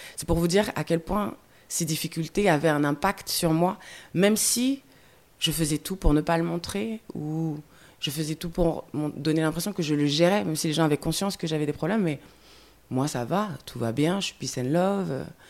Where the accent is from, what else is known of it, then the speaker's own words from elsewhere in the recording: France; also born or lived in Guadeloupe; je parte de Guadeloupe. J'ai grandi en France hexagonale